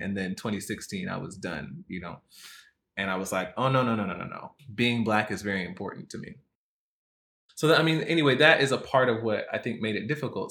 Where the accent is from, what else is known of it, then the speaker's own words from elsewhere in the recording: United States; also born or lived in Jamaica (ancestry); growing up in America, as you know, growing up as a, having a Black American experience